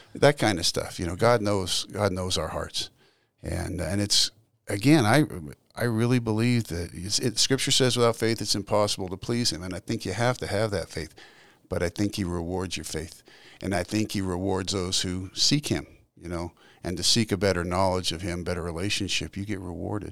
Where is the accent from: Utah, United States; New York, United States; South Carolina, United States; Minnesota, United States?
Utah, United States; Salt Lake City; also born or lived in California; spent okay. most of my early childhood in Utah